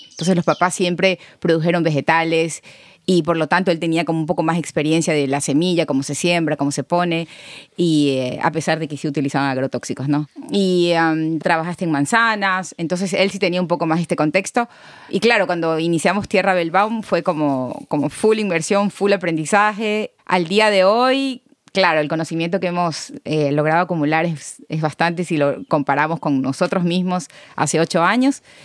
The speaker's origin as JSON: {"language": "Spanish", "town": "Bahía de Caráquez", "region": "Manabí", "country": "Ecuador", "tie": "born or raised there", "also_born_or_lived": "Quito, Ecuador / Germany", "said": "yo soy de Bahía de Caracas"}